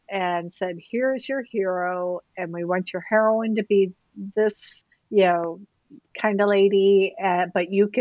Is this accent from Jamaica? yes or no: no; central Illinois, United States; I grew up in central Illinois, right in between St. Louis and Chicago, right off I-55